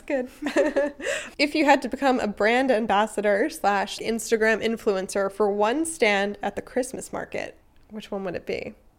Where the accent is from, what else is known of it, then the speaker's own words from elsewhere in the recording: United States; moved away as an adult; now in Germany; I'm American